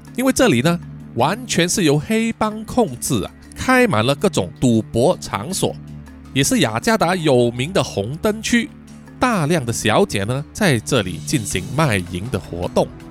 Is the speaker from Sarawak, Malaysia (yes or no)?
no; Kuala Lumpur, Malaysia; 叔叔本身呢，就是吉隆坡人， 哦，我在吉隆坡出生，也住在吉隆坡